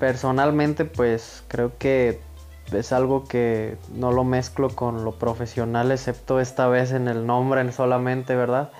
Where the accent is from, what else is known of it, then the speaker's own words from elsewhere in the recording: Villa Jiménez, Michoacán, Mexico; Yo soy originario de Villa Jiménez, Michoacanas